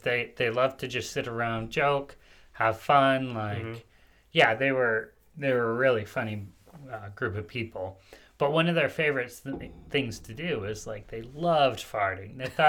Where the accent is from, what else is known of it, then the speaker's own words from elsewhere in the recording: Paraguay; now in United States; I grew up in Paraguay.